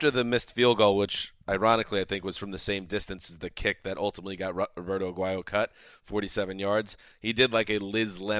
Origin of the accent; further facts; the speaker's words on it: United Kingdom; I'm British. Yep. I'm different.